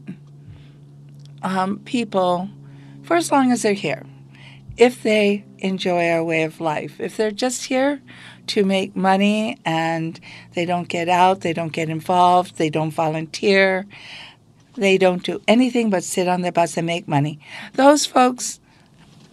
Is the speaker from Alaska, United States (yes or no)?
yes; Bethel, Alaska, United States; I grew up right here in Bethel, Alaska in the 50s